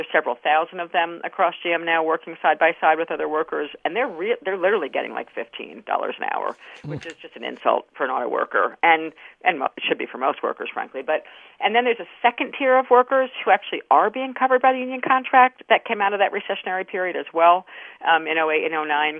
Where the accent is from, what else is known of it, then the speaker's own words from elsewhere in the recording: New York, United States; I grew up in New York State, but on the border of New Jersey